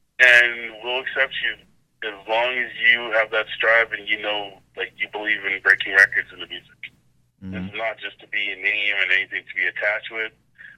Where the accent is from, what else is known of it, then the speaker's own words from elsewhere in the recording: Canada; Like, and especially being a Canadian DJ, that's a lot of love.